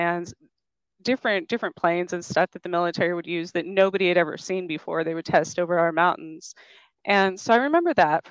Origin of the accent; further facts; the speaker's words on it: New Mexico, United States; now in Kansas, United States; I grew up in New Mexico. I was born outside of Roswell